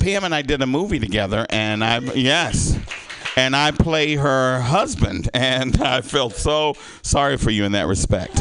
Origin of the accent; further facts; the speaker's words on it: the South, United States; moved away; I grew up in the South